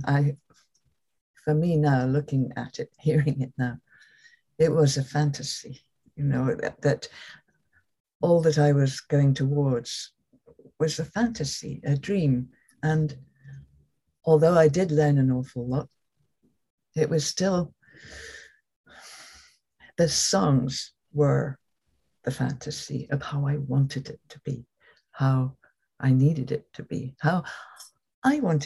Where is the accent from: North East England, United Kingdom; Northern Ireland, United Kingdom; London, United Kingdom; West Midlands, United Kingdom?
London, United Kingdom; Growing up in London, a fairly privileged kind of life in London